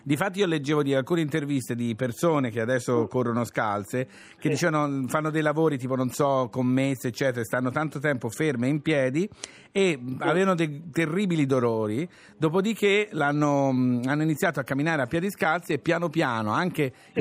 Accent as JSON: {"language": "Italian", "region": "Tuscany", "country": "Italy", "said": "sei toscano come me"}